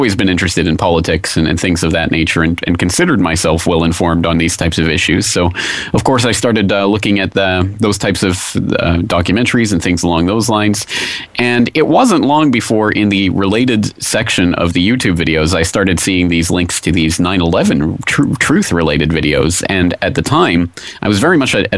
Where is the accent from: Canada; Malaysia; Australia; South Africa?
Canada; moved away as an adult; now in Japan; I'm a Canadian citizen. I live in Japan